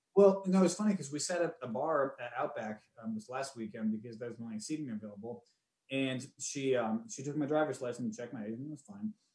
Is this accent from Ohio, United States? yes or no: yes; Cleveland, Ohio, United States; where we grew up and everything in Cleveland